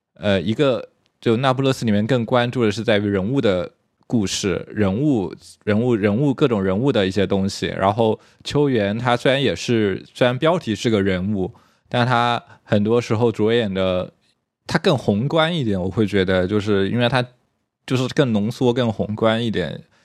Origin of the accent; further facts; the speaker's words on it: China; 我们作为中国人